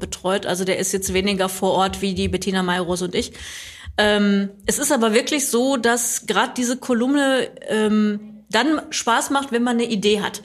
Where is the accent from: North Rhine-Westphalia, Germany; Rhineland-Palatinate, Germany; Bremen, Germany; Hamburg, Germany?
North Rhine-Westphalia, Germany; Recklinghausen; also born or lived in Bottrop; ich bin aus Recklinghausen gebürtig, musste nur mal zwischendurch ein paar Jahre wegziehen